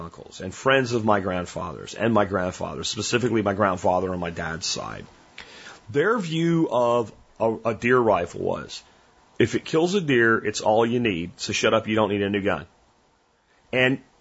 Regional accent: Pennsylvania, United States; I grew up hunting turkeys in Pennsylvania in the 80s

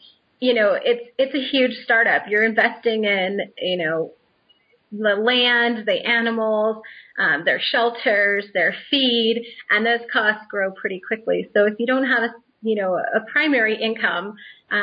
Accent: Orange County, California, United States; I'm from Orange County

